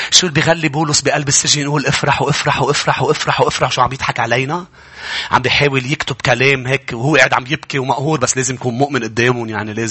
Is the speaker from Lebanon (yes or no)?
yes; Lebanon; وكيف هيك وانت حاططني هون وليش انا لبناني